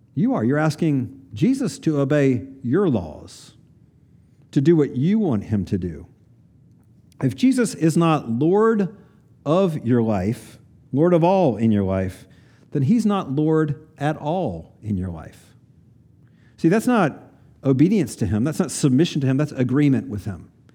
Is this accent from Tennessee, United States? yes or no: yes; Kingsport, Tennessee, United States; I grew up in Kingsport, Tennessee, northeast corner of Tennessee